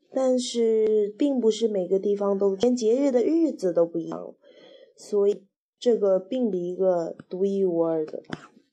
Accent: Wenzhou, Zhejiang, China; 我们温州人

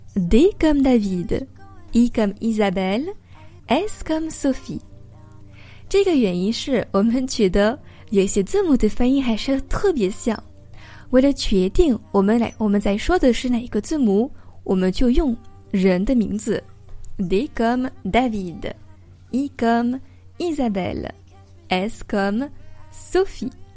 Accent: France; also born or lived in Paris; Je suis française et j'habite à Paris. J'enseigne le français sur Weixin depuis deux ans maintenant

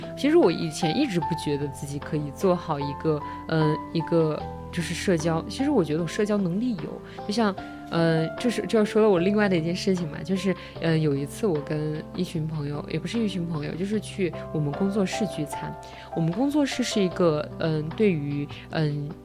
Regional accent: Sichuan, China; 我们嗯。四川人

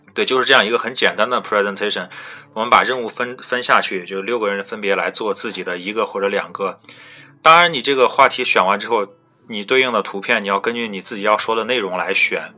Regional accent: China; moved away as an adult; now in United Kingdom; 我们是中国人

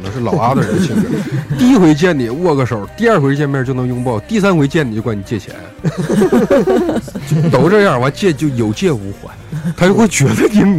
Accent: Northeast China, China; 就是你说我是东北人嘛，东北来的嘛，可能我

